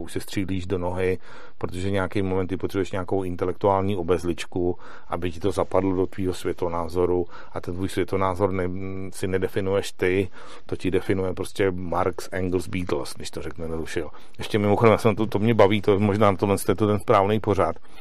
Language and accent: Czech; Czechia; já jsem z České republiky